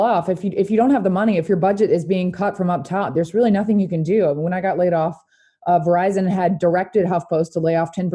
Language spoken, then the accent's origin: English; Louisiana, United States; I'm from Louisiana